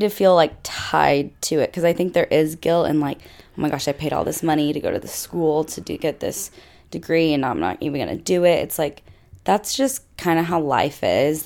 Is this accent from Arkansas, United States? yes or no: yes; Fayetteville, Arkansas, United States; I grew up in Fayetteville, where Arkansas is.